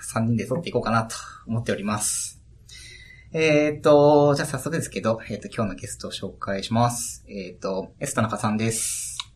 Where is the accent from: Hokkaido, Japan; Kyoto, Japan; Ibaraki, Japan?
Hokkaido, Japan; 僕北海道出身なんですけど